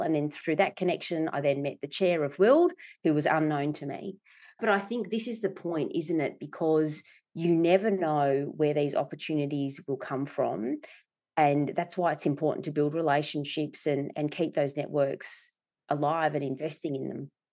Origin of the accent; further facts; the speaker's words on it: Melbourne, Victoria, Australia; I was born in Melbourne, so Melbourne girl, uh, in Preston.